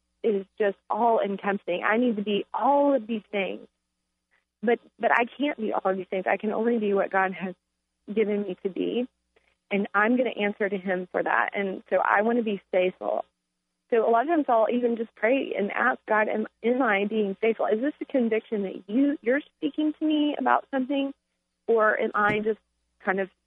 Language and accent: English; Texas, United States; now in Charlottesville, United States; I'm originally from Texas, so we don't have four seasons in Texas.